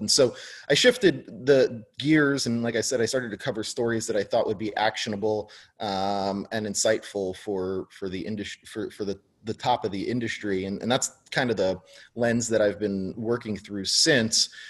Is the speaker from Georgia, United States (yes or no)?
no; New York, United States; also born or lived in New Jersey / Tucson, Arizona; I grew up in New York.